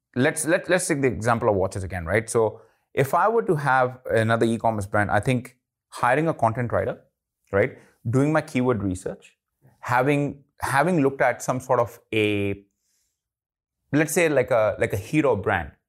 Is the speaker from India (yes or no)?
yes; India; I'm Indian